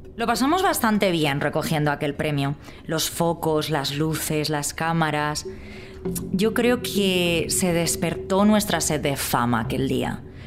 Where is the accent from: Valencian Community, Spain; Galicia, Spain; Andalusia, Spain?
Valencian Community, Spain; Alfafar; me crié en Alfafar, que está muy cerquita de la albufera